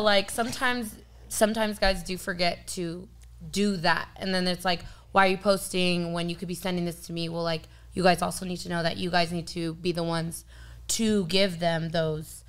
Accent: San Diego, California, United States; I was born and raised in San Diego.

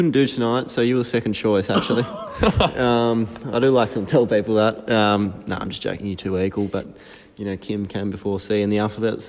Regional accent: England, United Kingdom; now in Australia; me being English

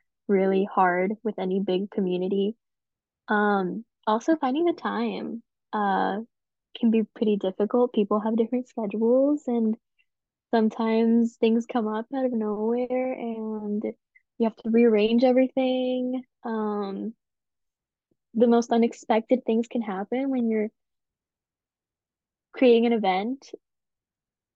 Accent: Colorado, United States; moved away as an adult; now in St. Louis, United States; I am originally from Colorado, so I came here to school

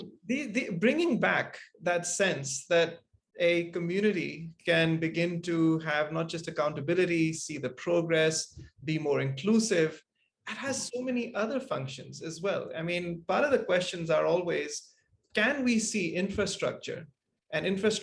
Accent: Malaysia; moved away; also born or lived in Singapore; growing up in Malaysia and then in Singapore

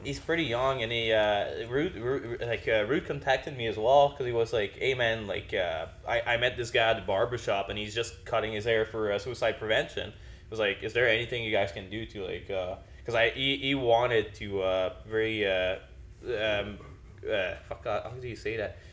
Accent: Quebec, Canada; moved away; I'm from Quebec

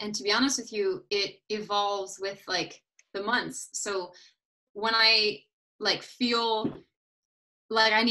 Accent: United States; also born or lived in Paris, France; back living in my home country

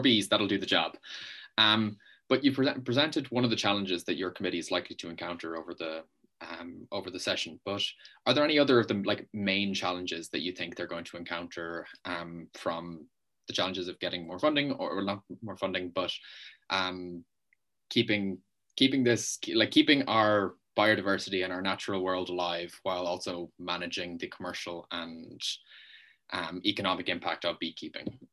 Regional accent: Ireland; I'm from Ireland.

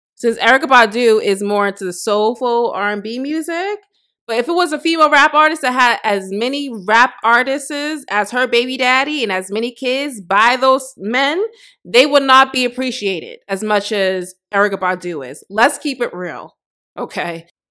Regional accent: United States; I'm not African. I'm black American

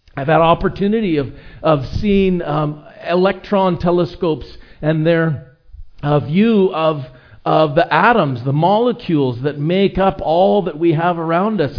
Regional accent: Edmonton, Alberta, Canada; now in Vancouver Island, Canada; I grew up in Edmonton, where there are very few mountains.

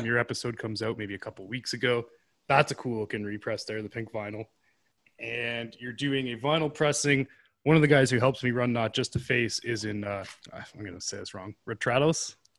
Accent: Canada; I'm Canada too

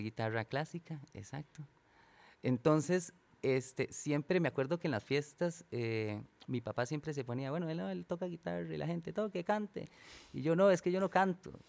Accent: San Isidro, Costa Rica; moved away; por estos lados de, de, de, mi pueblo, San Isidro, San Rafa

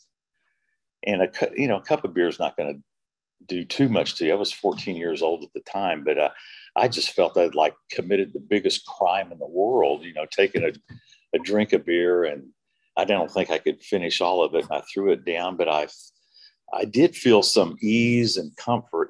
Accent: Oklahoma City, Oklahoma, United States; moved away; also born or lived in Dallas, Texas; I grew up in Oklahoma City. We later moved up to Dallas, Texas

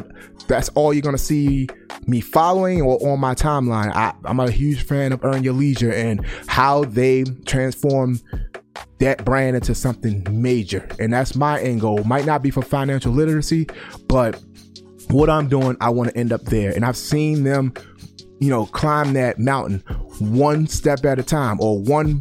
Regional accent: Baltimore, Maryland, United States; I grew up in Baltimore

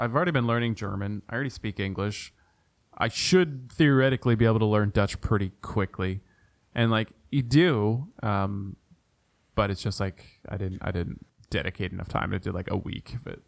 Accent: Ontario, Canada; my hometown, hometown, home province of Ontario.

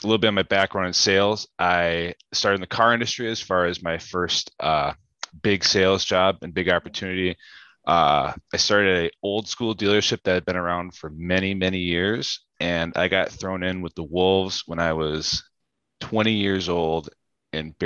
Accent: Germantown, Wisconsin, United States; now in Milwaukee, United States; I'm from Germantown, Wisconsin, currently live in Milwaukee, Wisconsin

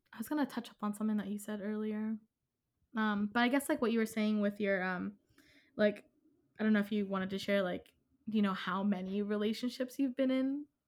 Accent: Philadelphia, Pennsylvania, United States; I'm from Philadelphia

